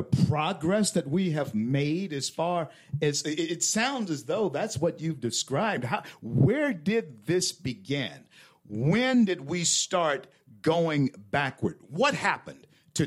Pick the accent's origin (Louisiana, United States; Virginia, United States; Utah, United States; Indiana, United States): Louisiana, United States; moved away as an adult; also born or lived in Colorado; now in Florida, United States; Growing up in Louisiana, I live in Florida now, but growing up in Louisiana, I'm hunting, fishing all the time.